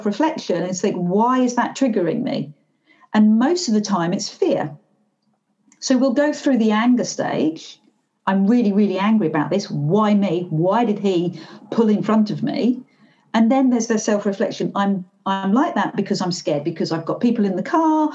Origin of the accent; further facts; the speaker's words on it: Glasgow, Scotland, United Kingdom; I am by Glaswegian, so I am by nature quite a townie